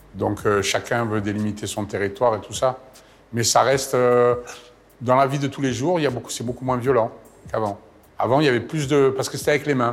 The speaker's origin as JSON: {"language": "French", "town": "Marseille", "region": "Provence-Alpes-Côte d'Azur", "country": "France", "moved": "as an adult", "said": "je suis parti de Marseille"}